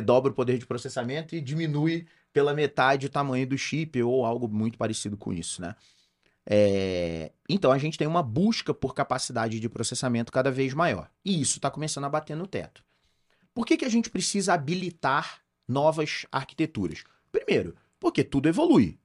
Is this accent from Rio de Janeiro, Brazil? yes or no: yes; Rio de Janeiro, Brazil; now in Campinas, Brazil; eu sou carioca